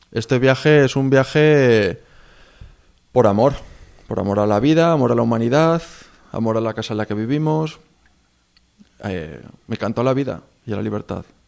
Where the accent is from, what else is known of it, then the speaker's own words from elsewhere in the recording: Spain; moved away; soy de España